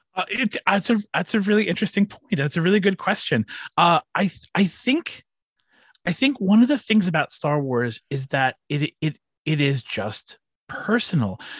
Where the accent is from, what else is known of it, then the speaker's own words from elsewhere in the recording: Long Island, New York, United States; I grew up here on Long Island